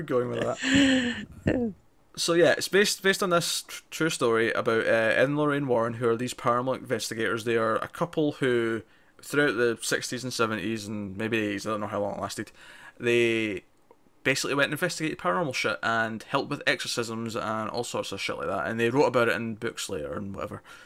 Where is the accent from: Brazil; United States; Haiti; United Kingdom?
United Kingdom; Scotland; If you can't recognize my accent, I'm Scottish.